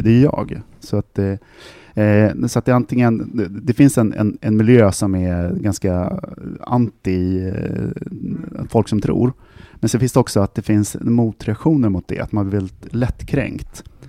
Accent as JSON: {"language": "Swedish", "country": "Sweden", "said": "jag är svensk"}